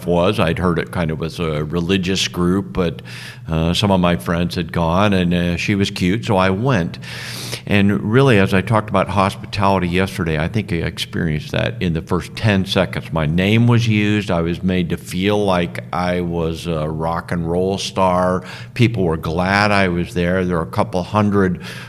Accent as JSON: {"language": "English", "region": "Southern California", "country": "United States", "tie": "born or raised there", "said": "I grew up in Southern California"}